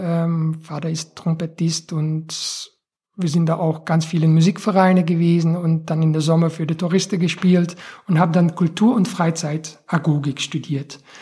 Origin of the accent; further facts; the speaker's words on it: Belgian coast near the French border, Flanders, Belgium; moved away; von der Region, wo ich aufgewachsen bin, das ist ähm, Grenze Frankreich, am Meer sehr touristisch